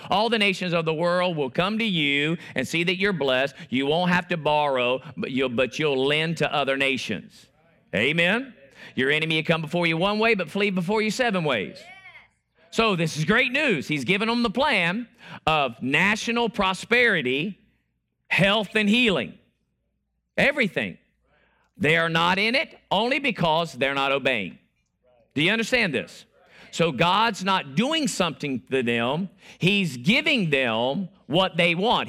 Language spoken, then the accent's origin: English; Florida, United States; now I'm from Florida